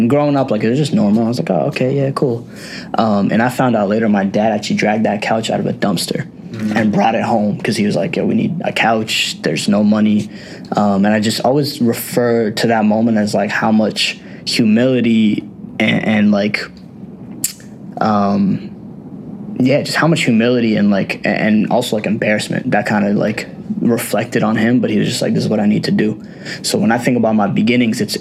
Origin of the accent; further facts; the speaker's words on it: United States; I was conceived in India and I was born here